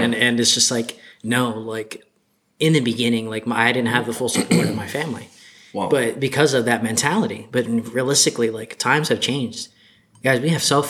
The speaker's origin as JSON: {"language": "English", "town": "Ocala", "region": "Florida", "country": "United States", "tie": "born or raised there", "also_born_or_lived": "Gainesville, Florida", "said": "I'm from Ocala, Florida. I was born in Gainesville, but I was raised here all my life."}